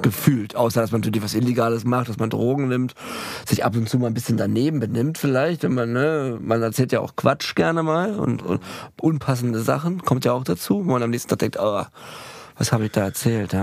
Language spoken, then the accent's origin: German; Berlin, Germany; als Berliner Kind